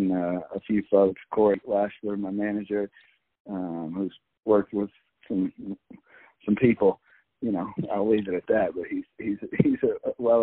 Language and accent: English; Austin, Texas, United States; now in Colorado, United States; I grew up in Austin, Texas, and I'm proud of that. I live in Colorado now